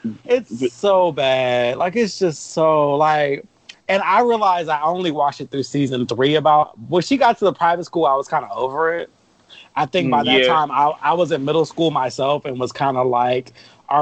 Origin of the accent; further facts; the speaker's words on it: Los Angeles, California, United States; growing up in South Central